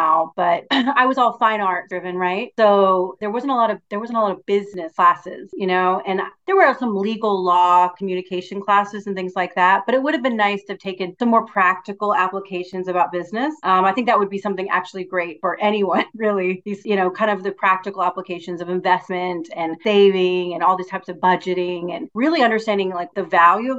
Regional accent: Houston, Texas, United States; also born or lived in West Virginia; I grew up in Houston

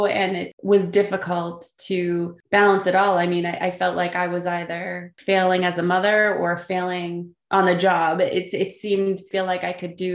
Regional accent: Burlington, Massachusetts, United States; I grew up in Burlington, Massachusetts

